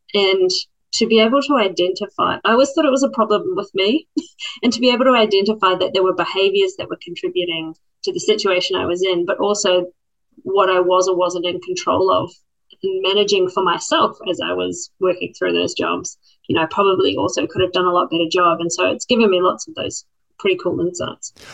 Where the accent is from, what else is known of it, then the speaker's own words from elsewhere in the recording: Christchurch, Canterbury, New Zealand; moved away as an adult; now in Australia; I grew up in Christchurch, New Zealand